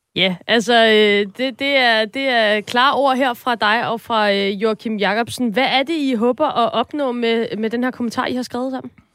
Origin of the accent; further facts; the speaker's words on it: Copenhagen, Capital Region of Denmark, Denmark; jeg er fra København